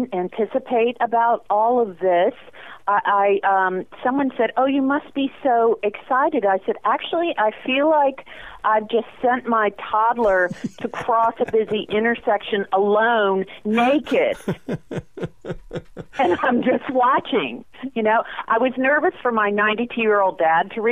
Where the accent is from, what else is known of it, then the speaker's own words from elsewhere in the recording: Virginia Beach, Virginia, United States; I was born and raised in Virginia, in Virginia Beach